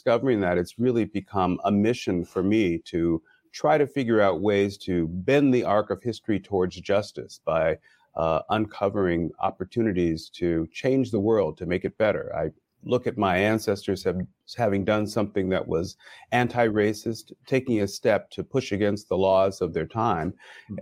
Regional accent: Chicago, Illinois, United States; moved away as an adult; now in Los Angeles, United States; I was from Chicago, and we ended up choosing to come to Los Angeles

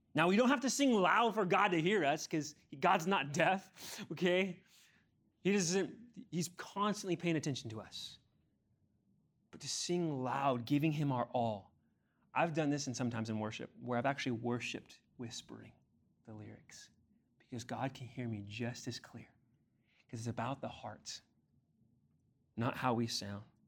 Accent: Ontario, California, United States; moved away; also born or lived in Chino, California; I grew up in Ontario before we moved to Chino

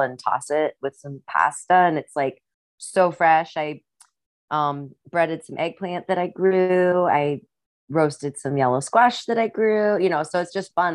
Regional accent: Rock Island, Illinois, United States; accent: Midwestern; moved away; also born or lived in Iowa; I grew up in Rock Island, Illinois

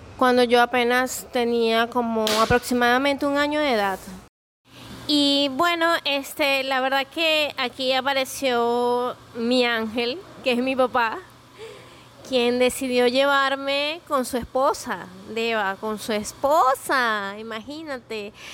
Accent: Venezuela; soy venezolana

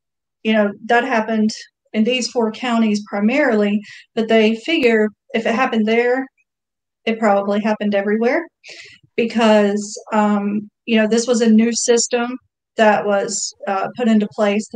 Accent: Southeast Georgia, United States; moved away as an adult; I'm from Southeast Georgia, and we had a large Hispanic population when I lived there

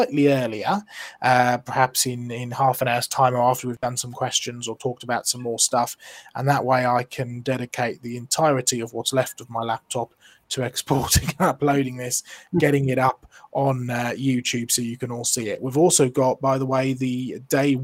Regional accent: Norfolk, East of England, United Kingdom; I'm from Norfolk as far back as we can sort of trace

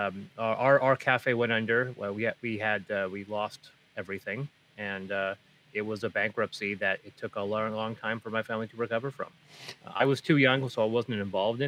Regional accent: Prince George, British Columbia, Canada; also born or lived in Azores; Prince George, my hometown

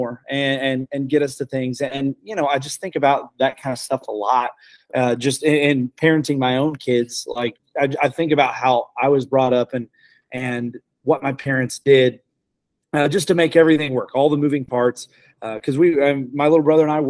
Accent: El Dorado Springs, Missouri, United States; born and raised in El Dorado Springs, Missouri

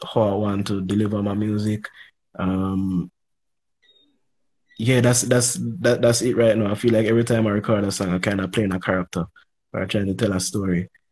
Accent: Jamaica; We're both youths growing up in Jamaica.

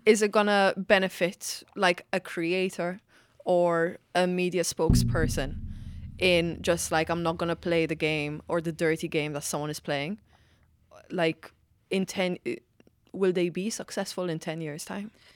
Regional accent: Malta; now in Ireland; I'm from Malta

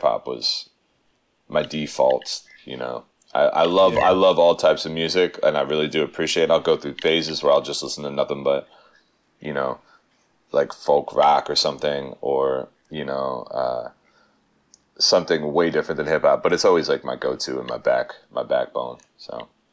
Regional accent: Pennsylvania, United States; moved away as an adult; now in New York, United States; I'm a Pennsylvania native. I'm I'm not from Philly, but I'm from about you know 40 miles uh, northwest

